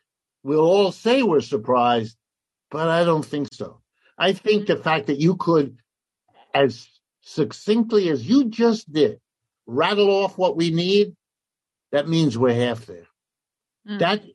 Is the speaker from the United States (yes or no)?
yes; United States; as an American who grew up in this whole situation